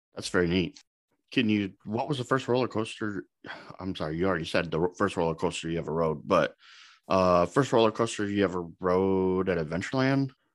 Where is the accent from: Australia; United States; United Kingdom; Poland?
United States; Omaha, Nebraska; I'm from Omaha, s-, still live here in Omaha.